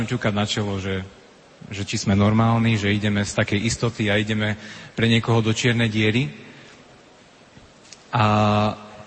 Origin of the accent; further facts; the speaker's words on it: Levoča, Prešov Region, Slovakia; also born or lived in Bratislava; prišli sme z Levoče